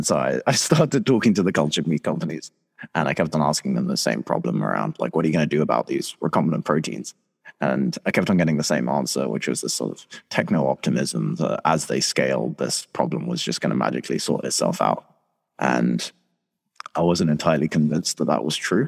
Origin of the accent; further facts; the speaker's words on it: Antakya, Hatay, Turkey; moved away; my hometown's in southeast Turkey